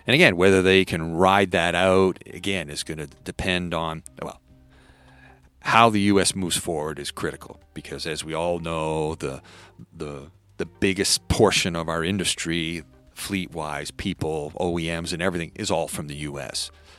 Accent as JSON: {"language": "English", "country": "Canada", "said": "I'm Canadian. So I can talk like this."}